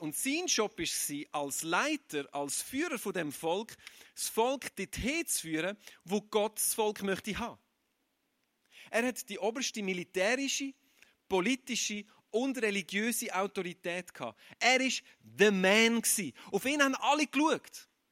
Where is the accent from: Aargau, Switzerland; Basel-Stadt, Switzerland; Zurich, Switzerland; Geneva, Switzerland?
Aargau, Switzerland; Ich bin kein Zürcher. Ich bin ein Aargauer